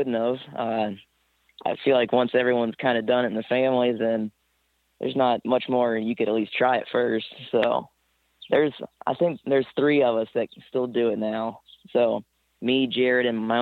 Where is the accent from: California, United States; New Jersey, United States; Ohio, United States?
Ohio, United States; Mount Gilead; Same place I'm at now, Mount Gilead, Ohio. I've been living there ever, same exact house since I was born